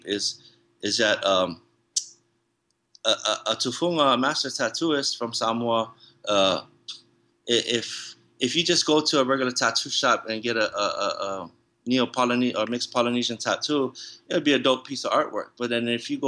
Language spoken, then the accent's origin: English; San Diego, California, United States; first language English; also born or lived in Hawaii / National City, California; born in the United States of America in Hawaii, and you know, being raised in San Diego, and English being my first language